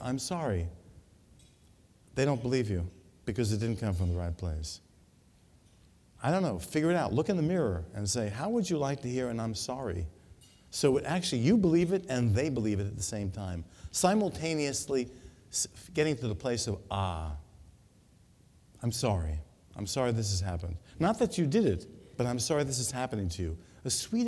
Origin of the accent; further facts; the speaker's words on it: New York, United States; moved away; I come from New York